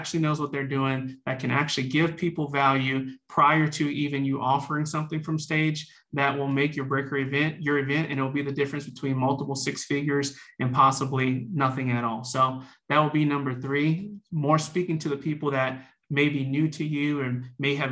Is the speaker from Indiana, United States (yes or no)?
no; New Orleans, Louisiana, United States; I'm from New Orleans, Louisiana, originally born and raised